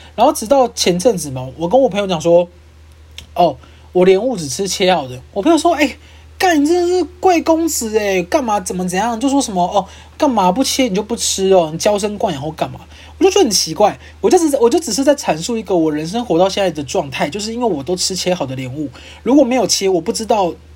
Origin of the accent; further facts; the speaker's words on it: Kaohsiung, Taiwan; now in Taipei, Taiwan; 因为我是高雄人